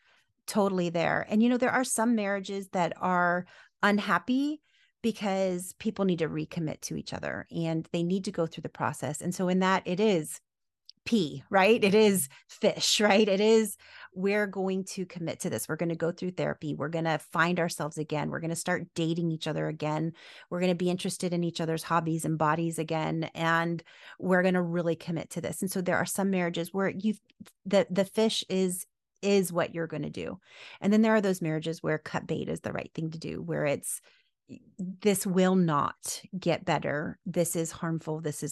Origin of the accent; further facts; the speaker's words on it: the South, United States; Look, I'm from the South.